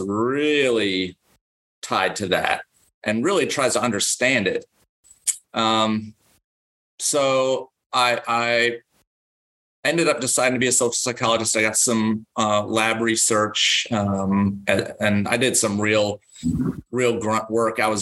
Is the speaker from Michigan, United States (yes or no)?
yes; Ann Arbor, Michigan, United States; moved away; I grew up in Ann Arbor, Michigan, and I was in Ann Arbor, Michigan from birth